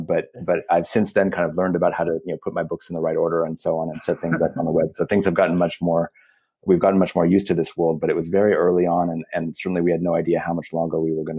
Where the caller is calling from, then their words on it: South Pasadena, California, United States; I'm in South Pasadena on the eastern edge of Los Angeles.